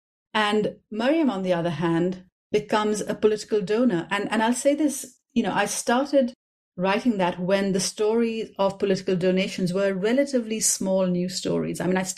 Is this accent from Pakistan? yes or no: yes; Karachi, Sindh, Pakistan; This is another version of the kind of thing I grew up with in Karachi.